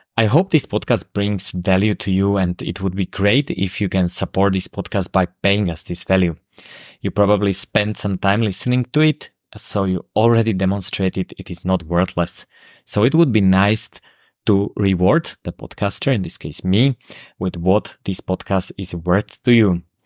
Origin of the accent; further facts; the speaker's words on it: Slovakia; accent: Slovak; first language Slovak; English is a second language; Slovak, which is my native language. I think you have noticed the accent